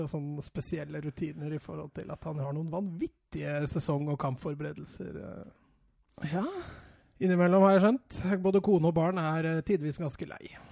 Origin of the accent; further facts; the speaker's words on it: Strømmen, Akershus, Norway; jeg er fra Strømmen